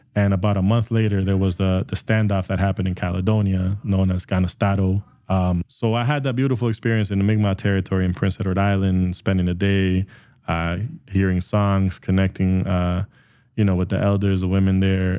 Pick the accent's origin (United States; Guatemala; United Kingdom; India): Guatemala; now in Canada; I was born and raised in Guatemala, and we had to leave because of the Civil War.